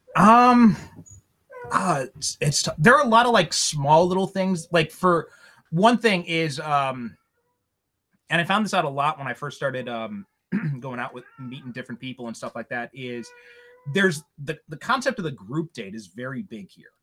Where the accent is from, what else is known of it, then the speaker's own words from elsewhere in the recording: Chicago suburbs, Illinois, United States; moved away as an adult; now in Japan; a guy from Chicago originally